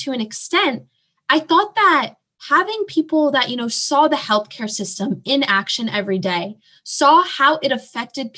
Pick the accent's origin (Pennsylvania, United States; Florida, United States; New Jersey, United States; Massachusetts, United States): New Jersey, United States; Morristown; I am from Morristown, New Jersey, so in South Jersey, just about 30 minutes from Philadelphia